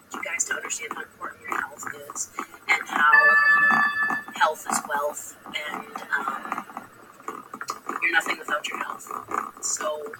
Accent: United States; we as American working people

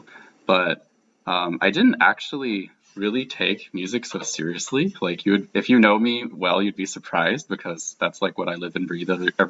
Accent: Great Falls, Virginia, United States; I grew up in Great Falls, and that's really close to DC

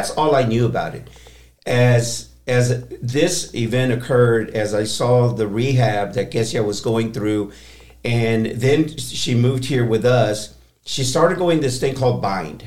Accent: Texas, United States; moved away as an adult; also born or lived in San Diego, California / Houston, Texas / Corpus Christi, Texas / Austin, Texas; I'm born and raised in Texas

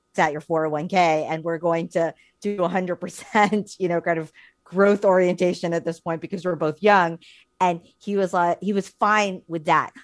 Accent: New York, United States; living and, and growing up in New York and having our careers in New York

